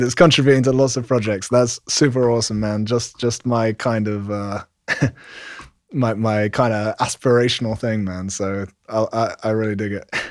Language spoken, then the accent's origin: English; London, United Kingdom; London, England, where I'm from